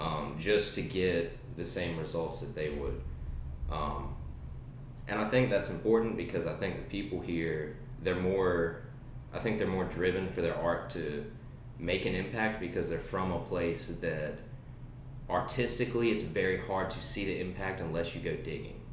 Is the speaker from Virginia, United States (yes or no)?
yes; Danville, Virginia, United States; I was raised in Danville, Virginia. Uh, I've been here all my life.